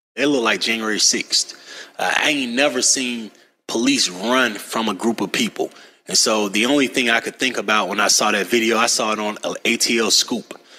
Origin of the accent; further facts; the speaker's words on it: Atlanta, Georgia, United States; I'm from Cleveland Avenue